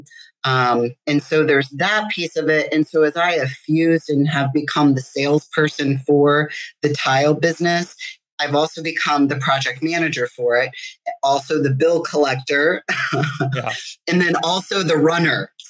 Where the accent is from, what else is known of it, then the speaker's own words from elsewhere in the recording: St. Louis, Missouri, United States; also born or lived in Chicago; now in Michigan, United States; I'm originally from St. Louis